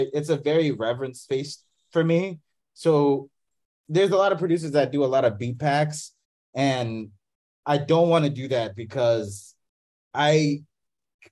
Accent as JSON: {"language": "English", "country": "Madagascar", "tie": "born or raised there", "said": "I grew up in Madagascar"}